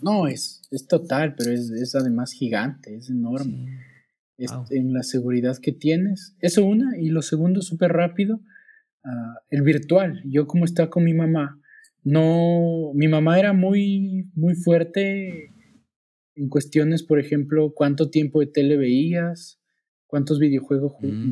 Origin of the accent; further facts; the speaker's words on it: Quito, Pichincha, Ecuador; moved away as an adult; also born or lived in New Zealand; now in Saltillo, Mexico; Soy de Ecuador